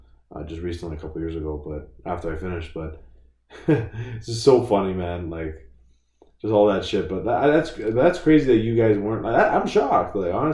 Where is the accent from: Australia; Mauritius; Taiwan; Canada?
Canada; Richmond Hill, Ontario; I grew up actually in Richmond Hill, and now it's just fucking so diverse. Like it's nuts. Like but then it's like it's overpopulated